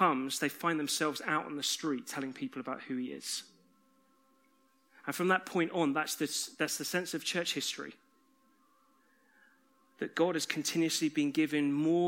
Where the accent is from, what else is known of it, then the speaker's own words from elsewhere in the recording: United Kingdom; We're British